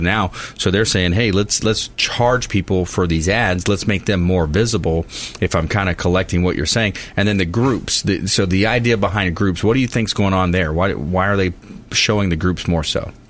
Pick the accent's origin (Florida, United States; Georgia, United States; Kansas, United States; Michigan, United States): Florida, United States; South; I grew up in South Florida on a river